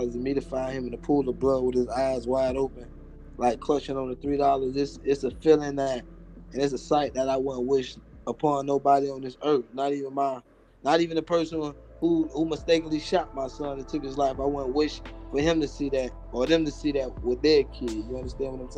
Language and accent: English; Miami, Florida, United States; I'm from Liberty City. I'm from Miami, Liberty City